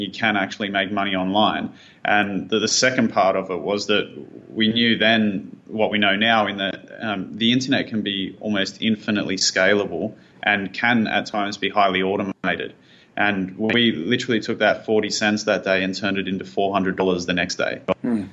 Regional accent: Sydney, New South Wales, Australia; also born or lived in Thailand; we moved back from Thailand to Sydney, where we're from

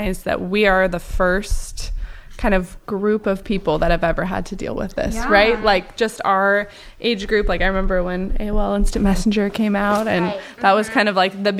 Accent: Portland, United States; now in Hawaii, United States; living here in Hawaii, I'm from Portland area originally

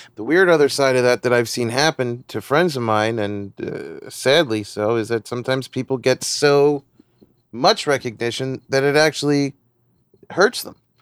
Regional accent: United States; growing up in America

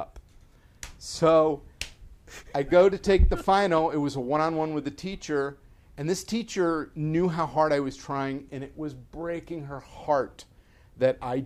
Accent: New Jersey, United States; moved away; we didn't have that in Jersey

